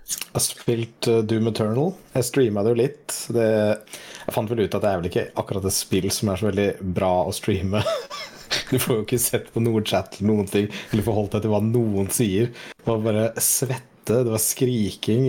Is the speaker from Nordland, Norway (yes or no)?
yes; Saltdal, Nordland, Norway; jeg kommer jo fra Saltdalen, så jeg er jo liksom mm. 25 nordlending, nesten.